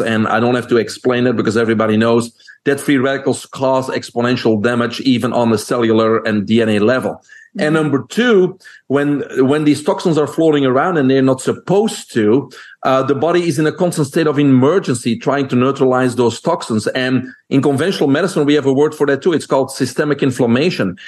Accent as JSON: {"language": "English", "country": "Belgium", "moved": "as an adult", "lives_now": "United States", "said": "people can hear my accent. I'm originally from Belgium."}